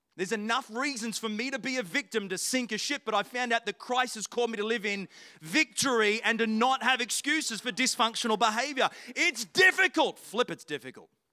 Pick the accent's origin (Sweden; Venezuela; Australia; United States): Australia; I'm from Australia